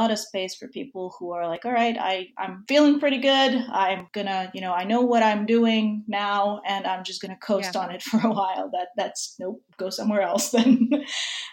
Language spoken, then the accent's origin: English; Serbia; now in New York, United States; I'm originally from Serbia. But I've been a New Yorker for a really, really long time